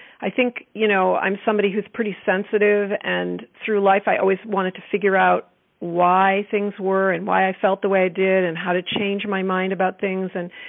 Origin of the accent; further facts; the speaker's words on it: East Coast, United States; now in Bay Area, United States; I came from the East Coast. I was in school in Vermont and came out here for the summer to the Bay Area.